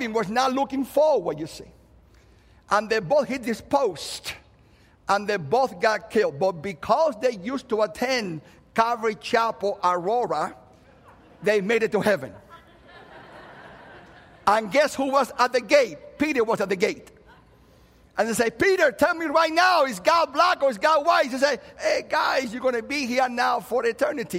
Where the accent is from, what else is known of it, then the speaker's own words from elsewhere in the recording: Cuba; moved away; I happen to be a Christian that happens to be Cuban